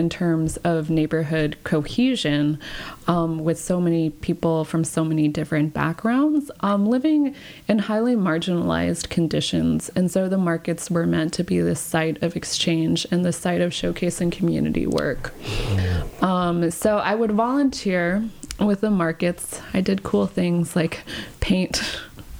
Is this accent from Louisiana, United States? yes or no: no; Round Rock, Texas, United States; moved away as an adult; also born or lived in China / California; I was raised in Texas.